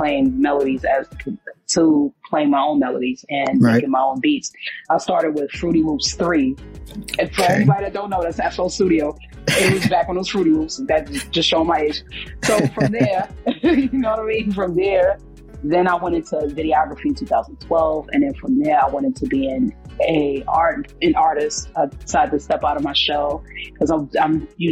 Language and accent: English; New York City, New York, United States; I'm originally from Brooklyn.